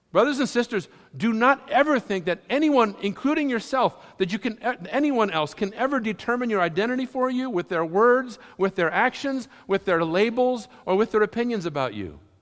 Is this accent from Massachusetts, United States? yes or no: yes; Massachusetts, United States; also born or lived in Lexington, Kentucky; where I grew up in Massachusetts